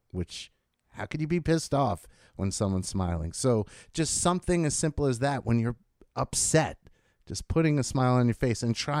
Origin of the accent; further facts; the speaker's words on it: United States; as an American